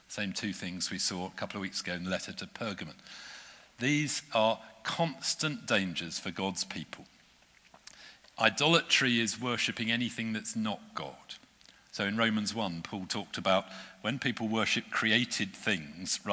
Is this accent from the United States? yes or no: no; near Oxford, South East England, United Kingdom; I grew up near Oxford